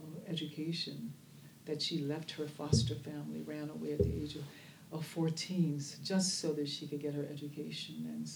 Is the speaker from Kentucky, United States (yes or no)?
no; Oakland, California, United States; Instead of saying … I'm from Oakland, California, and I'm the head of Restorative Justice.